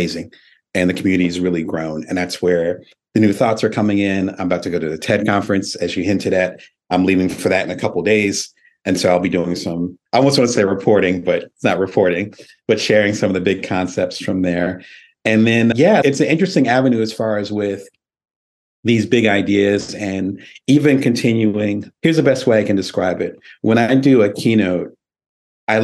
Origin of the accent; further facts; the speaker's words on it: Lansing, Michigan, United States; moved away as an adult; also born or lived in Detroit, Michigan; now in Las Vegas, United States; I had my childhood in Michigan, which I forgot to mention. So I grew up in Lansing